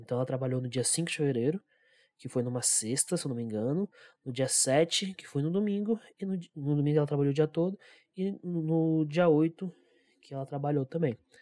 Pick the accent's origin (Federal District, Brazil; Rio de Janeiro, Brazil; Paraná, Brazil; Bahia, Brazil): Federal District, Brazil; Brasília; E só eu que nasci aqui, eu nasci em Brasília